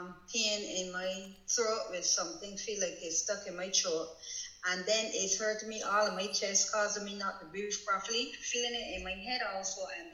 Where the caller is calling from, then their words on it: Barbados; Yes, I'm calling all the way from Barbados.